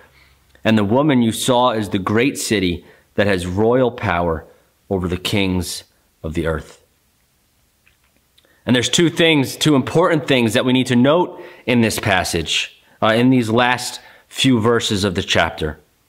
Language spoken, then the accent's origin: English; United States; as American Christians